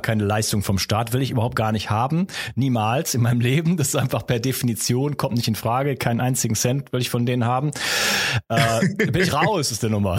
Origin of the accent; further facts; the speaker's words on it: Wuppertal, North Rhine-Westphalia, Germany; da kommt unser Akzent wieder durch. Wir kommen übrigens aus derselben Stadt, wir beiden